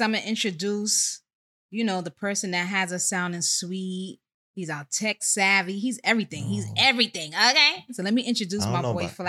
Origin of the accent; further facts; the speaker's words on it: New York City, New York, United States; I'm Uptown Bronx. I hail from Co-op City, Section 5.